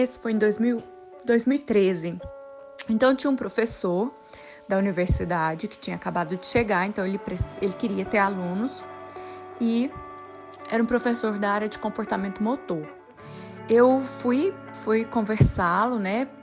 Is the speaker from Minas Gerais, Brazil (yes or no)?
yes; interior of Minas Gerais, Brazil; also born or lived in Viçosa; eu venho de um, uma região do interior de Minas Gerais, uma cidade pequenininha, com quinze mil habitantes